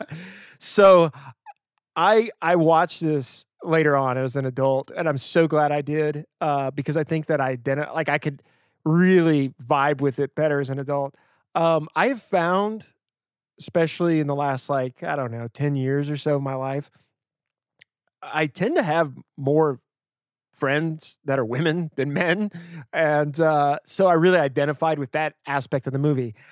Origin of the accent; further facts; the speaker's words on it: Louisiana, United States; I'm from Louisiana